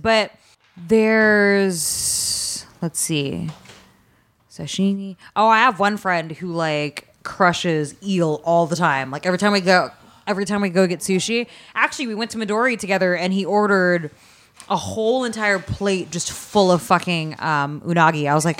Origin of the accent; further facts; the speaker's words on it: Philippines; like growing up, you know, like I'm Filipino, so we eat tilapia and stuff like that.